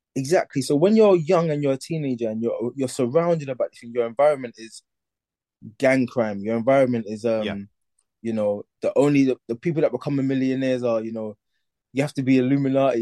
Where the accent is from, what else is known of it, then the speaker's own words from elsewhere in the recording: London, United Kingdom; I grew up in East London